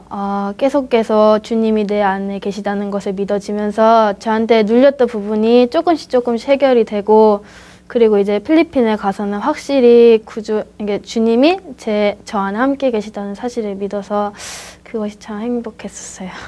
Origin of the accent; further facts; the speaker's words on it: Spain; 저는 아, 스페인에서 왔고요.